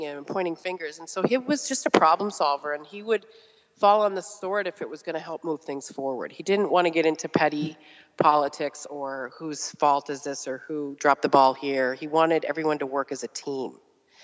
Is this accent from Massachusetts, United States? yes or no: yes; Randolph, Massachusetts, United States; also born or lived in Canton, Massachusetts / Brookline, Massachusetts; we grew up in Randolph, Massachusetts, and then moved to Canton